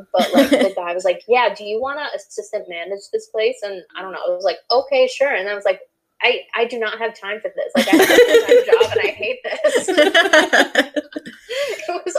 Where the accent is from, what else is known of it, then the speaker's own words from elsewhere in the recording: New York, United States; growing up in New York